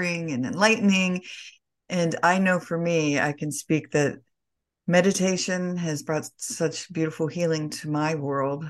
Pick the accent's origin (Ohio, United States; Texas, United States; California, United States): Ohio, United States; now in South Carolina, United States; I grew up in Ohio in crazy Ohio weather